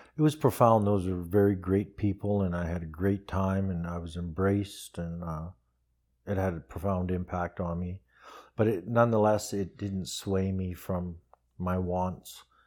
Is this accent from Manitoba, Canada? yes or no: no; Red Deer, Alberta, Canada; also born or lived in Calgary; I was raised in Red Deer